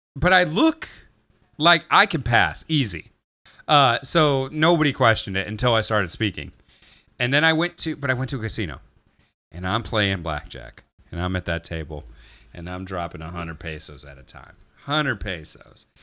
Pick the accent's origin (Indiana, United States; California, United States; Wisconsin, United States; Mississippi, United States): Indiana, United States; Gary; growing up in Gary